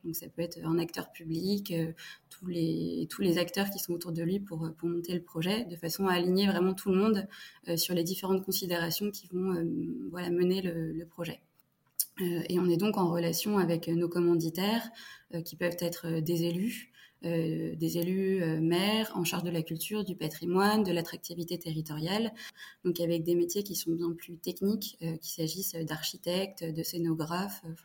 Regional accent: Fontainebleau, Île-de-France, France; j'ai grandi à Fontainebleau, donc dans le, le sud de Paris, en Ile-de-France

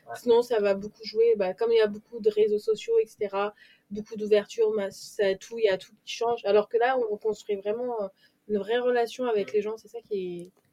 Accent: Paris, Île-de-France, France; moved away; je suis parisienne, je suis née à Paris et j'ai toujours vécu là-bas.

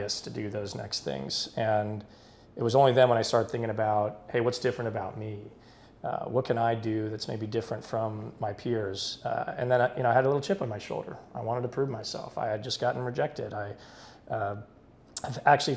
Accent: Dallas, Texas, United States; moved away as an adult; also born or lived in Houston, Texas / Boston / New York City; now in Austin, United States; I'm born and raised in Texas, born in Houston, raised in Dallas, lived in Austin for about 9 years

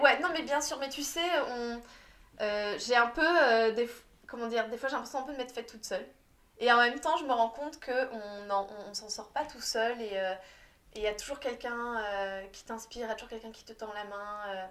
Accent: France; en tant que petite Française

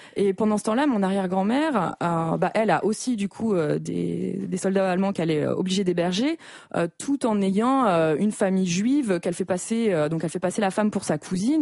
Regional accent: Normandy, France; je viens de Normandie, donc c'est quasiment dans mon ADN

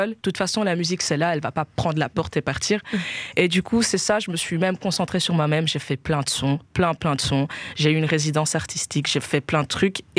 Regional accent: Guinea; euh, alors, on est guinéenne

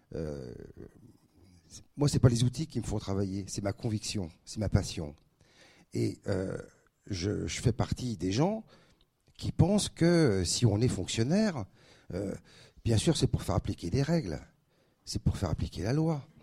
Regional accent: Paris, Île-de-France, France; moved away as an adult; also born or lived in Aix-en-Provence / Dijon; now in Reims, France; je suis parisien du 5e arrondissement. J'étais au lycée Rodin à la Mouffetard

